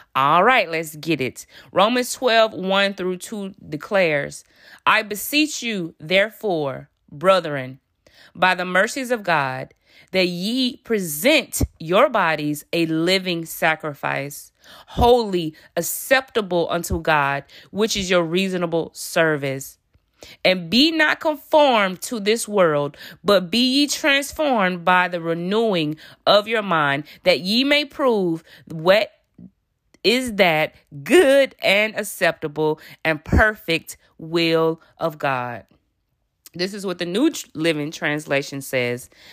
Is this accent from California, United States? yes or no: no; Alabama, United States; I'm from Alabama. I'm from the South.